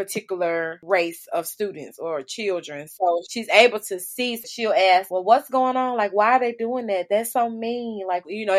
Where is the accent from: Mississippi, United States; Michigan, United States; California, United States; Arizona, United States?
Mississippi, United States; Belzoni; also born or lived in Chicago, Illinois / Isola, Mississippi; born in Chicago but raised in Mississippi